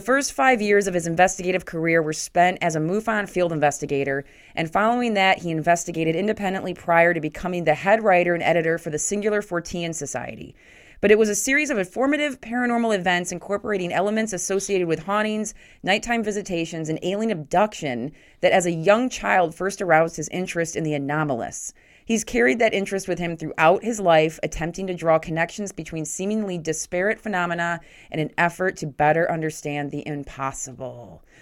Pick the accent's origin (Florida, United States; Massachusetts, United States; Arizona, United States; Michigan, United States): Michigan, United States; Grand Haven; from Grand Haven, um, on the Michigan side of things